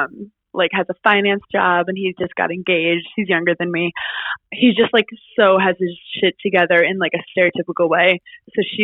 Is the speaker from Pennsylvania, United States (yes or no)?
no; New York City, New York, United States; also born or lived in Queens, New York; I grew up in Brooklyn, New York, Park Slope